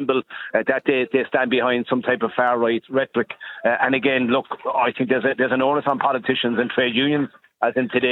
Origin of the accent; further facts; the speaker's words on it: Cork, Munster, Ireland; now in Dublin, Ireland; I am from Cork and living in Dublin